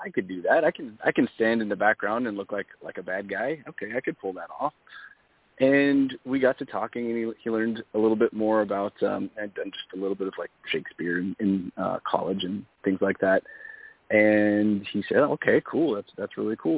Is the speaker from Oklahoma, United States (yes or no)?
no; Southern California, United States; born and raised in Southern California